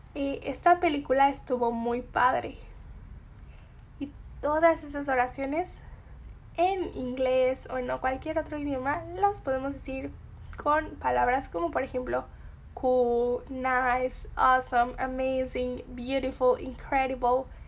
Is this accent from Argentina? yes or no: no; Mexico; Yo soy mexicana y conozco muy bien estos significados y estas palabras